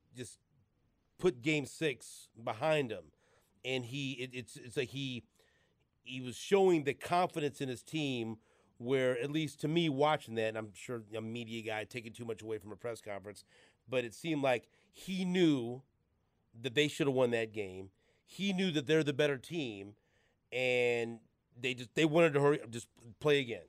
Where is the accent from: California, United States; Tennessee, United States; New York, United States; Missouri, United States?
Missouri, United States; Kansas City; We're from Kansas City